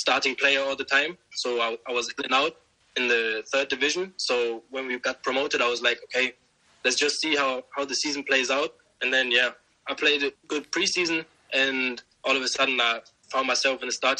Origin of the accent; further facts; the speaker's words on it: Osnabrück, Lower Saxony, Germany; now in Bremen, Germany; I was born and raised there. My dad came from Nigeria to Germany. I grew up in Osnabrück.